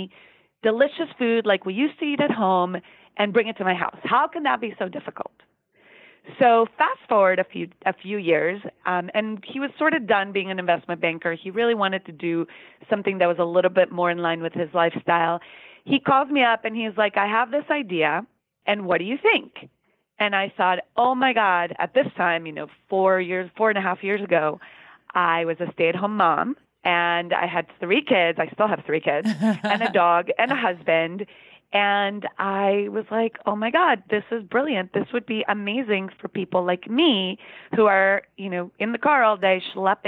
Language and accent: English; Costa Rica; moved away as an adult; we grew up in Costa Rica